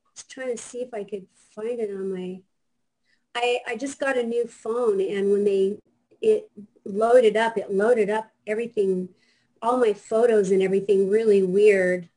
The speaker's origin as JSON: {"language": "English", "town": "Seattle", "region": "Washington", "country": "United States", "moved": "yes", "lives_now": "Fort Lauderdale, United States", "said": "I am actually from Seattle"}